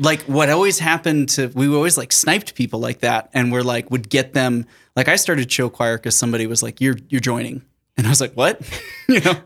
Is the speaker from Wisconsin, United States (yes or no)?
no; Sioux Falls, South Dakota, United States; I was born and raised in Sioux Falls, South Dakota